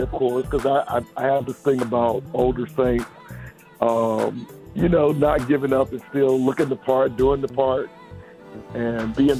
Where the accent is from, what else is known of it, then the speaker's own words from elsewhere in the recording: Thomasville, Georgia, United States; I'm originally from Thomasville, Georgia. I'm a Southern boy, Thomasville, Georgia, born and raised